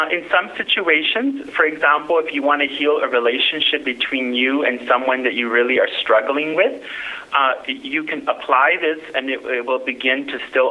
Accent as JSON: {"language": "English", "region": "California", "country": "United States", "first_language": "English", "said": "I'm from California originally, so English is my first language"}